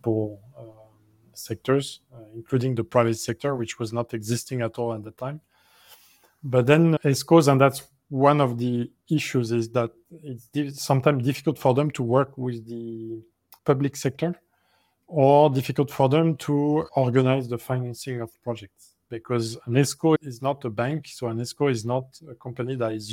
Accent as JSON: {"language": "English", "country": "France", "moved": "yes", "said": "my home country like France"}